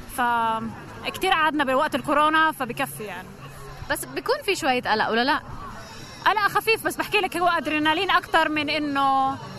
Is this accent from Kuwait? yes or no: no; Ramallah, Palestine; رام الله